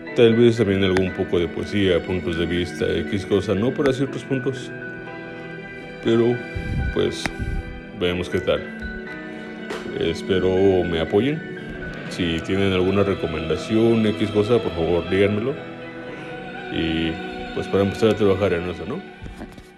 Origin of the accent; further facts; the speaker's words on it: State of Mexico, Mexico; now in Guadalajara, Mexico; soy del Estado de México. Actualmente radico en la ciudad de Guadalajara